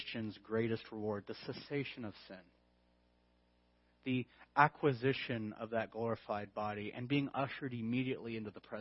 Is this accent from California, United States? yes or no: yes; California, United States; I'm from California?